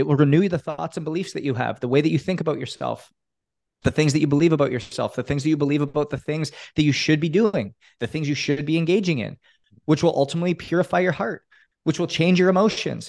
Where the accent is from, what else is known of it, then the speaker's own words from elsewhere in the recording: Canada; now in Miami, United States; growing up in Canada